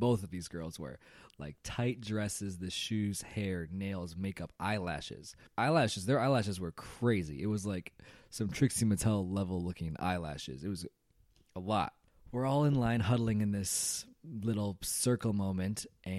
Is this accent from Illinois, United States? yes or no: yes; Chicago, Illinois, United States; I came from Chicago, which was already cold, and Dallas was just as cold.